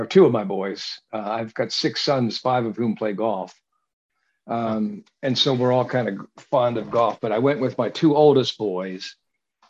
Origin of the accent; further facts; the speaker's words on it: Baltimore, Maryland, United States; I was raised in Baltimore